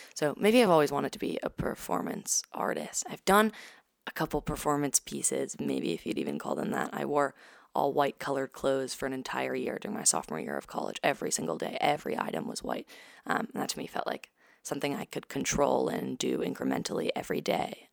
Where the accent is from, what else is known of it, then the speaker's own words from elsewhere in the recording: New York City, New York, United States; also born or lived in San Francisco, California; I was born in San Francisco, um, moved to New York, to Brooklyn when I was two with my family, um, and grew up there, lived there ever since